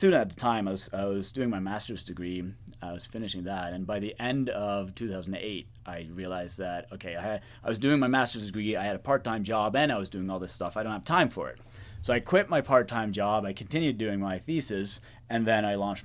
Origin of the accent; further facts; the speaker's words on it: Norway; moved away as an adult; now in United States; I'm originally from Norway, which is where I've done my work for the last decade or so.